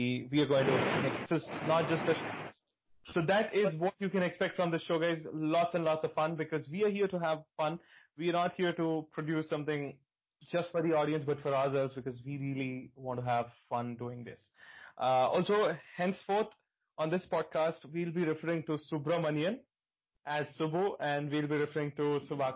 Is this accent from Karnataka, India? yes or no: no; Hyderabad, Telangana, India; now in Chennai, India; I am also from Hyderabad and currently I live in Chennai